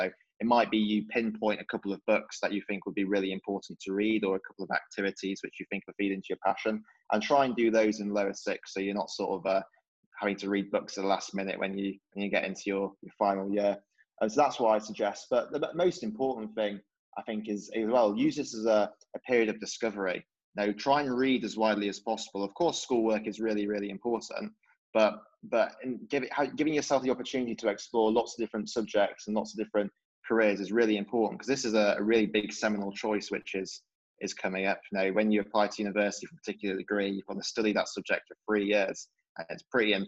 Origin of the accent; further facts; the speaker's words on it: Yorkshire and the Humber, United Kingdom; when I was growing up in Yorkshire